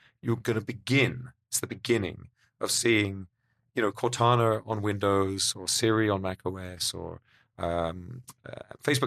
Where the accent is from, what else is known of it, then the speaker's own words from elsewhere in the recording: United Kingdom; Being British